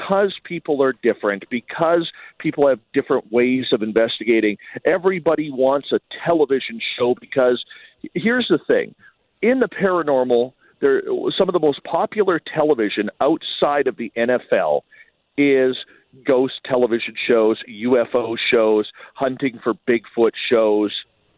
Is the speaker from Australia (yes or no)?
no; Canada; even though I'm Canadian, the majority of my audience is in the United States.